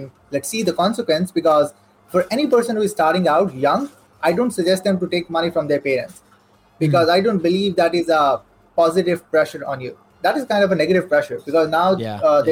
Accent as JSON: {"language": "English", "country": "Saudi Arabia", "tie": "born or raised there", "second_language": "English", "moved": "as an adult", "lives_now": "Pakistan", "said": "I'm born and raised in Saudi Arabia. So I spent my whole life over there. I lived there for almost like 18 years"}